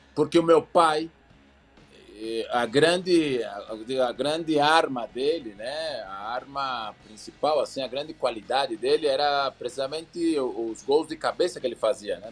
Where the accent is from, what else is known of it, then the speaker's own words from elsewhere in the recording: São Paulo, Brazil; moved away as an adult; now in Mexico; lá no Belenzinho, onde eu fui criado